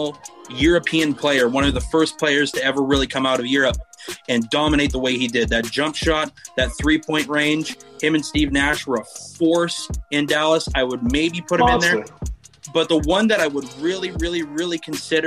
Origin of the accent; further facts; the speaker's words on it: Vancouver, British Columbia, Canada; I'm originally from Vancouver myself